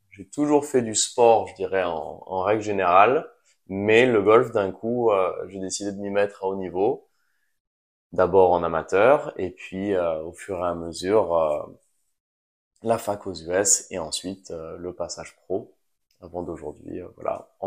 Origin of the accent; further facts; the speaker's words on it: Nouvelle-Aquitaine, France; j'ai grandi ici en, en France donc dans le Pays Basque j'ai mes deux parents qui sont français